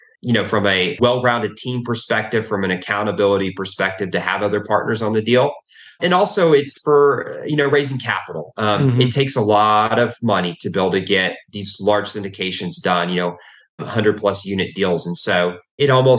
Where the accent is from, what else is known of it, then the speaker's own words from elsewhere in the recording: Texas, United States; also born or lived in Oklahoma; I was born in Oklahoma and I've grown up in Texas.